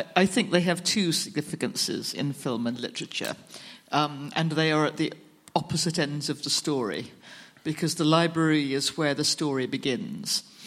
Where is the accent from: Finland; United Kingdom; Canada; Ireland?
United Kingdom; I, am from the UK